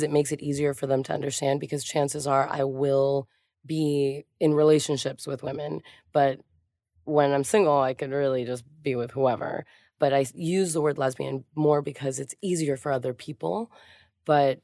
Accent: Miami, Florida, United States; also born or lived in Hialeah, Florida; I grew up in Miami and Hialeah

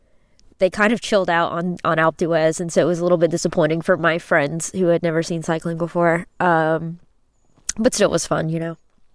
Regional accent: United States; Being American, I know what it means for trains to be really slow

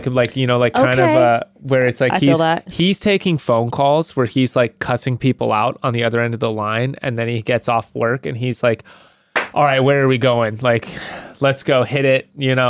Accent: Southern California, United States; Because I'm from SoCal.

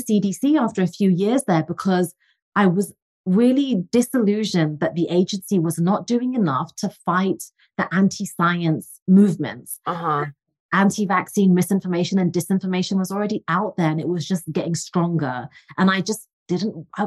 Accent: England, United Kingdom; moved away; I'm originally from England, as you can tell from the accent

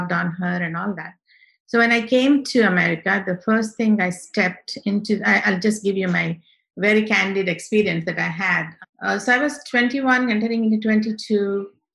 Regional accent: India; first language Telugu; English is a second language; moved away as an adult; now in United States; I grew up in India in a small town

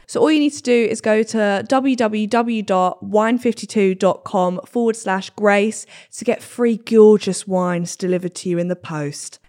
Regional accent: Cambridge, East of England, United Kingdom; I'm from Cambridge

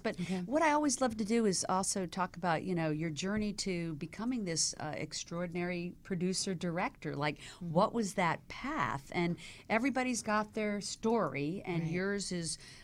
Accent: the South, United States; moved away; I came from the South

